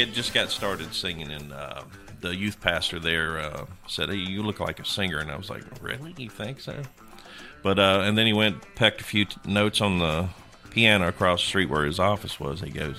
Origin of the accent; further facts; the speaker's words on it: Tennessee, United States; I'm originally from Tennessee